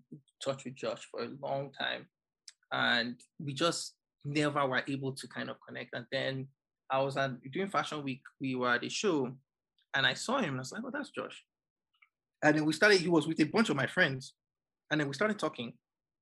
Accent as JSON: {"language": "English", "country": "Nigeria", "moved": "yes", "lives_now": "New York, United States", "said": "as a Nigerian"}